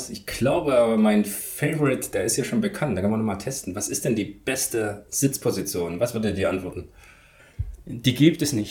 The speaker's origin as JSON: {"language": "German", "town": "Leipzig", "region": "Saxony", "country": "Germany", "tie": "born or raised there", "said": "Ich wohne in Leipzig und das ist so ein bisschen meine Heimat, wo ich auch groß geworden bin, wo die bewegte Schule zu mir gekommen ist, äh, wo ich dann aufgewachsen bin praktisch."}